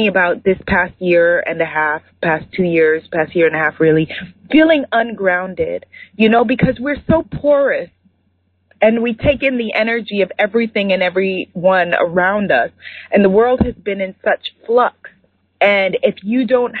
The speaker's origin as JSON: {"language": "English", "region": "New York", "country": "United States", "said": "I'm from New York and I love London because it's very much the same energy that I grew up"}